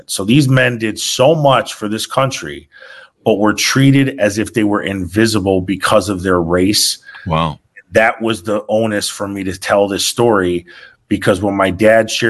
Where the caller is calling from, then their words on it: Switzerland; I'm actually live from Switzerland right now.